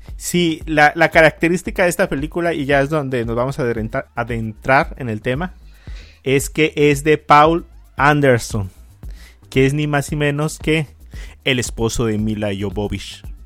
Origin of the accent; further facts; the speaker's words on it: Mexico; soy mexicano